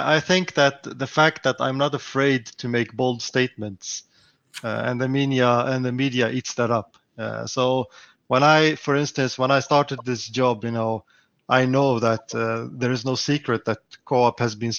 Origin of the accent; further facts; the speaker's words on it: Stockholm, Stockholm County, Sweden; I'm from Stockholm in Sweden